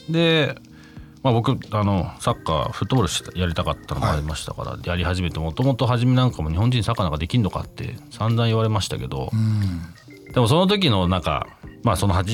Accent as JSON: {"language": "Japanese", "country": "United Kingdom", "tie": "born or raised there", "said": "僕12歳から25歳までイギリスで育ったんで"}